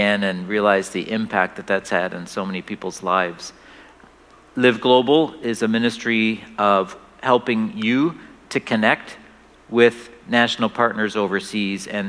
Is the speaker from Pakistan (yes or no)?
no; Canada; moved away as an adult; We are originally from Canada, and now we're back here